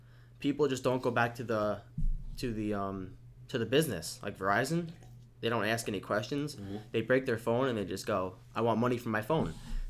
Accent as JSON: {"language": "English", "town": "West Islip", "region": "New York", "country": "United States", "tie": "born or raised there", "said": "West Islip."}